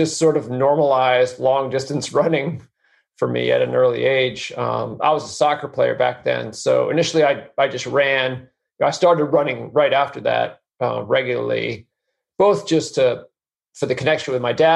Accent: New Hampshire, United States; I grew up in New Hampshire

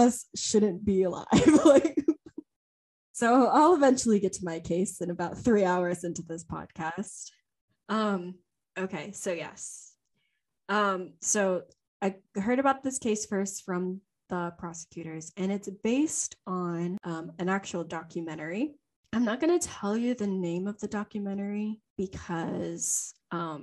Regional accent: Louisiana, United States; also born or lived in China; we were both born there

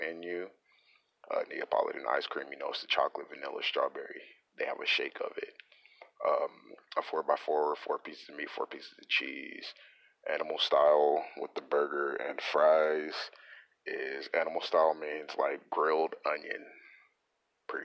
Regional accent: California, United States; moved away as an adult; also born or lived in Texas; now in Long Beach, United States; I lived in California from the age of 6 to like 20

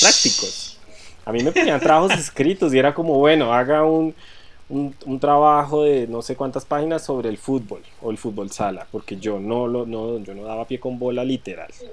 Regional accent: Granada, Colombia; born or raised there; now in Bogotá, Colombia

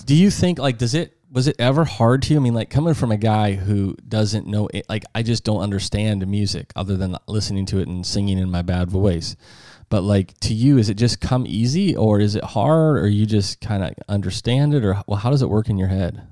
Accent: South Dakota, United States; we're from South Dakota

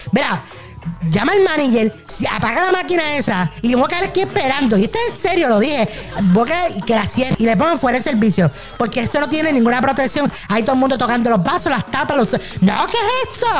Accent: Ponce, Puerto Rico; yo soy de Ponce también

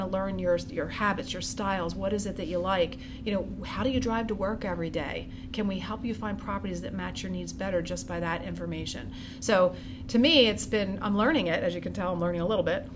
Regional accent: Norristown, Pennsylvania, United States; also born or lived in Hawaii / Conshohocken; I originally am from the Norristown area. I was born in Hawaii, my parents moved to back here to Conshohocken and then Norristown

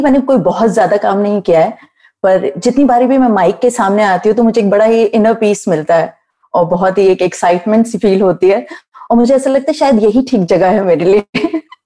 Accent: Faridabad, Haryana, India; मैं फरीदाबाद से हूँ

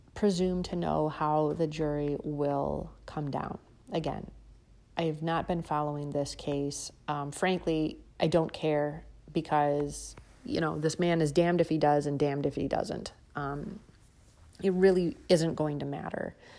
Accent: United States

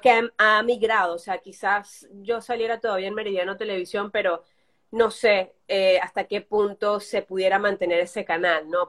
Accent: Venezuela; moved away as an adult; now in Barcelona, Spain

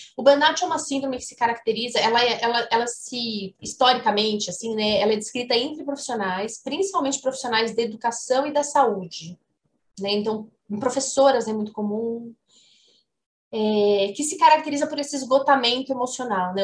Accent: Ribeirão Preto, São Paulo, Brazil; moved away as an adult; now in Uberlândia, Brazil; Eu moro em Uberlândia, sou de Ribeirão Preto, mas moro em Uberlândia desde que eu comecei a dar aula aqui na UFO

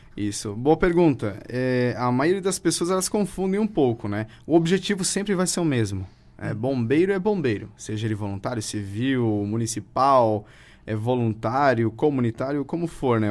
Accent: Presidente Getúlio, Santa Catarina, Brazil; Sou natural aqui de Presidente Getúlio

